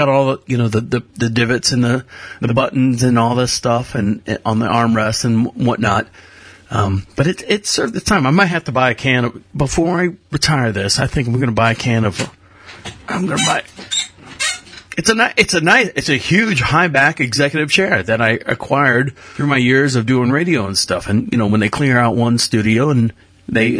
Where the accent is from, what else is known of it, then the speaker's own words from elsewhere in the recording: Florida, United States; now in North Carolina, United States; we are collectively from Florida and based in North Carolina